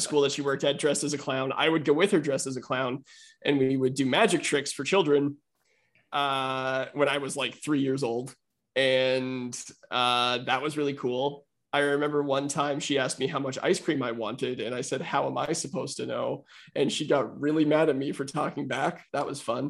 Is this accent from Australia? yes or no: no; Winnipeg, Manitoba, Canada; I was born in Winnipeg, Manitoba